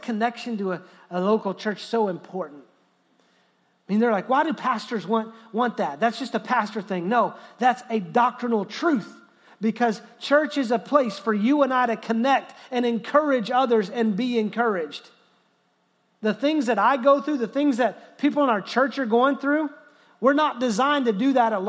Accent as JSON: {"language": "English", "region": "Texas", "country": "United States", "said": "I love being an American. I love being a Texan."}